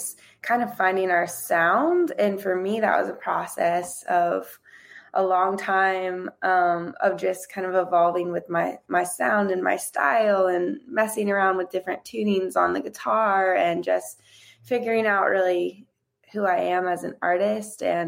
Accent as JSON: {"language": "English", "region": "Florida", "country": "United States", "said": "I'm originally from Florida."}